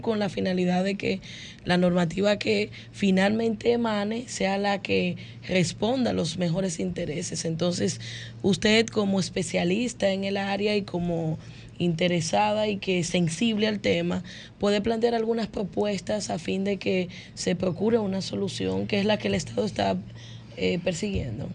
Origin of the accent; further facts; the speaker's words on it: Dominican Republic; como dominicanos